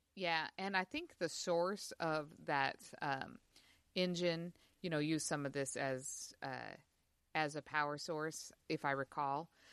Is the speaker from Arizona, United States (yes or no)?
no; Utah, United States; I grew up in Utah